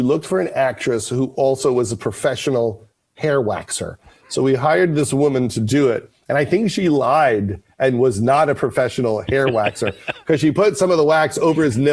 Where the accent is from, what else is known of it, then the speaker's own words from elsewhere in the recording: Long Island, New York, United States; I'm from Long Island